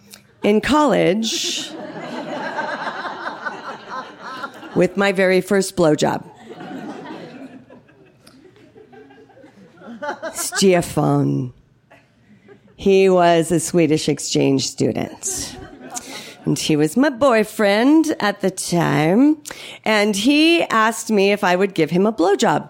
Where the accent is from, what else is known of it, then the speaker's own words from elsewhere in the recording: Palo Alto, California, United States; growing up in Palo Alto, California